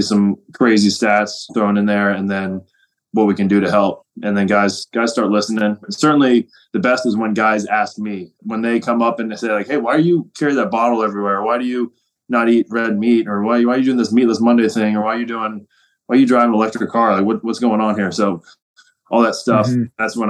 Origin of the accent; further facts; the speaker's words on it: Cincinnati, Ohio, United States; right here in my hometown of Cincinnati